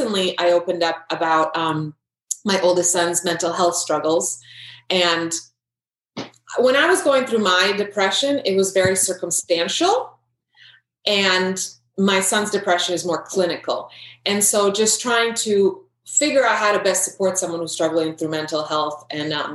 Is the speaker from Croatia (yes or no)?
yes; Croatia; moved away; I grew up in Croatia. At the time, it was Yugoslavia.